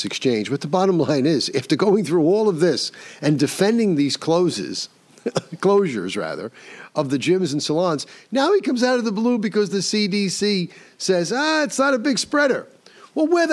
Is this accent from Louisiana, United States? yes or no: no; New York, United States; the state of New York, my home state